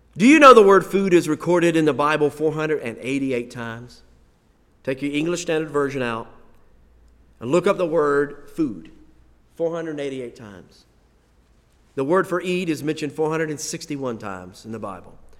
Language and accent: English; United States; we are Americans